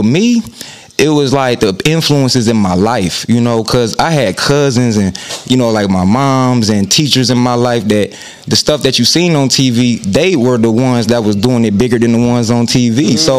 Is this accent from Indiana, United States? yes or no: yes; Fort Wayne, Indiana, United States; Man, it was different, man. You know, because Fort Wayne, like, in the early, you know, because I'm born in 94